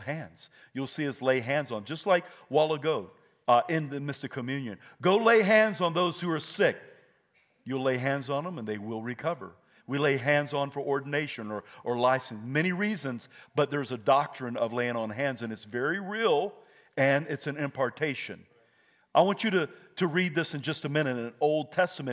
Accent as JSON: {"language": "English", "region": "Idaho", "country": "United States", "said": "I'm from Idaho."}